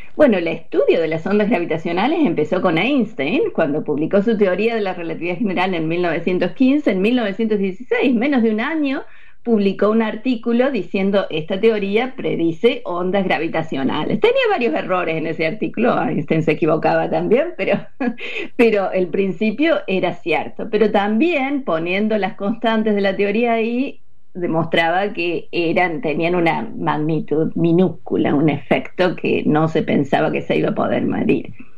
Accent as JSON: {"language": "Spanish", "region": "Córdoba", "country": "Argentina", "tie": "born or raised there", "moved": "yes", "lives_now": "United States", "said": "Yo nací en Córdoba, crecí en Córdoba, en la ciudad de Córdoba"}